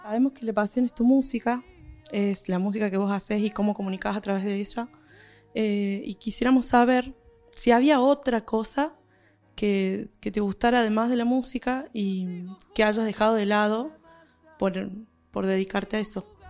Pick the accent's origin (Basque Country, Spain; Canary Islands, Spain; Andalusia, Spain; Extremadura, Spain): Andalusia, Spain; Fuengirola; en mi pueblo, Fujirola, en Málaga